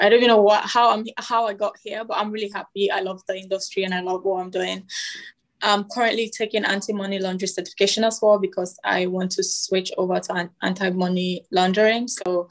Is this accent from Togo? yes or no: yes; Togo; also born or lived in Canada; now in Bermuda; I currently live in Bermuda. I'm from Togo. Although my mom is Ghanaian, but I'm Togolese. I was born in Togo. My dad is Togolese. I lived in Canada a little bit